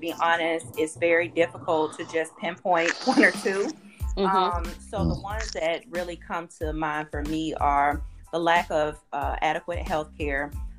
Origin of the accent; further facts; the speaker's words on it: Kosciusko, Mississippi, United States; moved away as an adult; now in Atlanta, United States; I'm originally from Mississippi, Kosciuszko, Mississippi